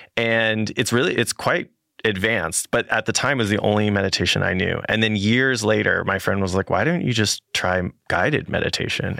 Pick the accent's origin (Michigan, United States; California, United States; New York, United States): California, United States; I'm from California